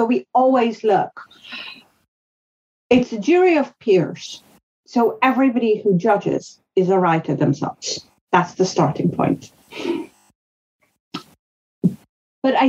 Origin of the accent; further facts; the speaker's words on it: northern India, India; first language Hindustani (Hindi); English is a second language; moved away; I grew up in India during the Cold War. That's where I was a child